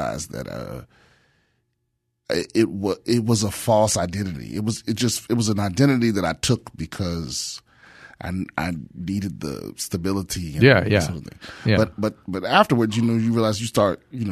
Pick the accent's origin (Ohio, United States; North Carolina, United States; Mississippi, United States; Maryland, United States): Maryland, United States; Prince George's County; I grew up in PG County, Maryland